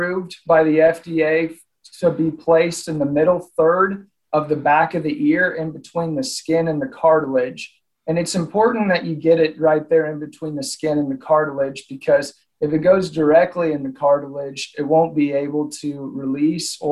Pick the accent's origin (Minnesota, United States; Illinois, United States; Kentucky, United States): Illinois, United States; Southern; moved away as an adult; also born or lived in Oklahoma; now in Nebraska, United States; I grew up, I'm originally from Southern Illinois